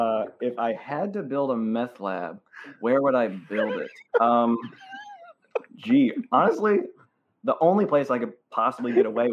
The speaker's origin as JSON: {"language": "English", "town": "Cedar Rapids", "region": "Iowa", "country": "United States", "tie": "born or raised there", "said": "My hometown that I was born and raised in, Cedar Rapids, Iowa."}